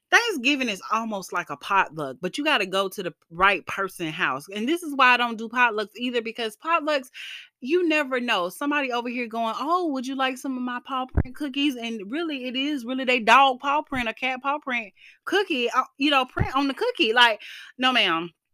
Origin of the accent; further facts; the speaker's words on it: the South, United States; I am Black and from the South